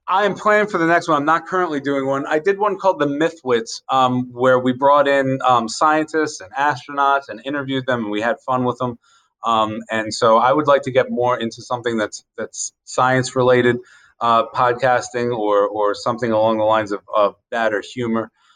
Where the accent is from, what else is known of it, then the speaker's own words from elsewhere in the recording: Carroll County, Maryland, United States; I grew up in Carroll County